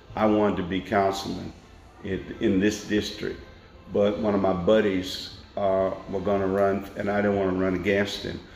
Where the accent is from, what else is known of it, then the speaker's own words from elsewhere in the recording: Nashville, Tennessee, United States; I was born in Nashville in 1952 at Meharry Hospital, right mm-hmm. up the mm-hmm. street from where we sit, mm-hmm. and my family lived on the campus of Tennessee State University.